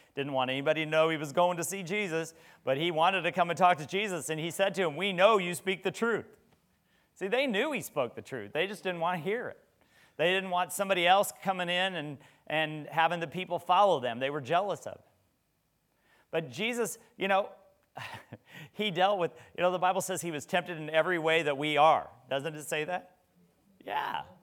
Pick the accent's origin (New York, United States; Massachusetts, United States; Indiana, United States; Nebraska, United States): Nebraska, United States; moved away; I was from Nebraska